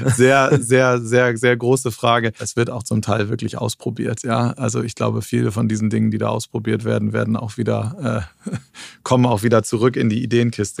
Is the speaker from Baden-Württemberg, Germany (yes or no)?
no; Cuxhaven, Lower Saxony, Germany; now in Berlin, Germany; ich komme aus Cuxhaven von der Nordseeküste